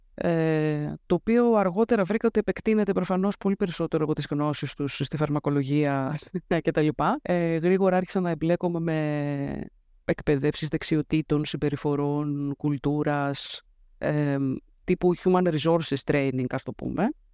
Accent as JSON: {"language": "Greek", "town": "Athens", "region": "Attica", "country": "Greece", "tie": "born or raised there", "said": "Γεννήθηκα και μεγάλωσα στην Αθήνα, στο κέντρο της Αθήνας"}